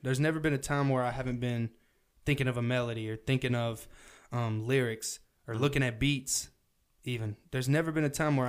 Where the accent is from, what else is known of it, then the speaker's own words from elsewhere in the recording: the South, United States; accent: southern; my parents, they listen to country and shit, and that's where my accent comes from.